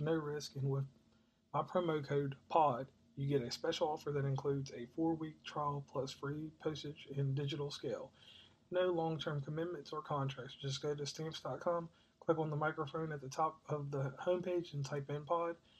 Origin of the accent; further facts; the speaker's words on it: Rustburg, Virginia, United States; I'm from Rustburg, Virginia, which is uh, close to a bigger city that everybody knows. That's Lynchburg, Virginia